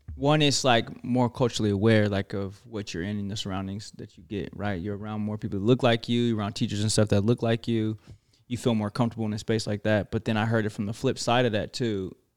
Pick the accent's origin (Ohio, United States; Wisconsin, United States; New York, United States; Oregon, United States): Oregon, United States; growing up in Oregon